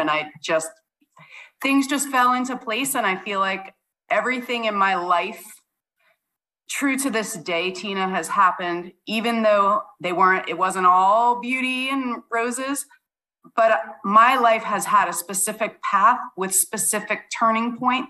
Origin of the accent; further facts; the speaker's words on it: Long Island, New York, United States; moved away as an adult; also born or lived in Italy / Maine / Florida / San Diego; now in Virginia, United States; I was a kid growing up on Long Island in New York.